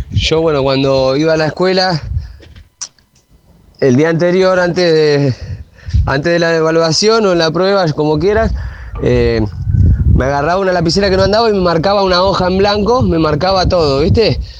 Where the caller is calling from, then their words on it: Merlo, Buenos Aires Province, Argentina; de Merlo.